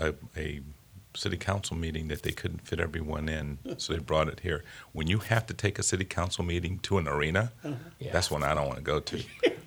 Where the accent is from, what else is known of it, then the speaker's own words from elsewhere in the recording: St. Petersburg, Florida, United States; I'm from St. Petersburg